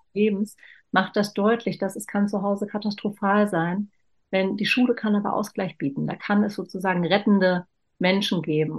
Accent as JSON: {"language": "German", "region": "Berlin", "country": "Germany", "tie": "born or raised there", "said": "Ich bin in West-Berlin geboren"}